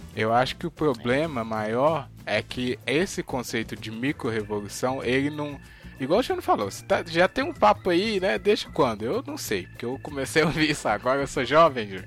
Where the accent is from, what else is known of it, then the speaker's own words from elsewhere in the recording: Brazil; somos brasileiros